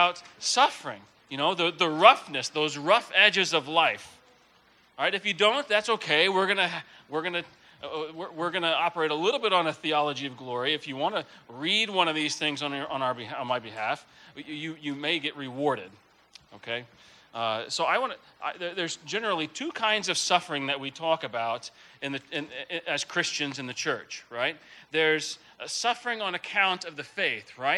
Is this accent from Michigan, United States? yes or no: no; Texas, United States; moved away; also born or lived in Denver, Colorado; I grew up in Texas, by the way. So if an occasional y'all slips out, that's why